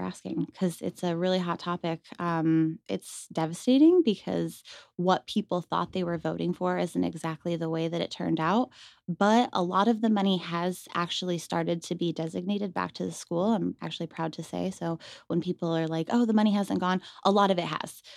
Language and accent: English; Rochester, New York, United States; moved away as an adult; also born or lived in Buffalo, New York; now in Las Vegas, United States; originally, I'm from upstate New York, Rochester. Um, so I was born and raised in, they consider it the Western New York region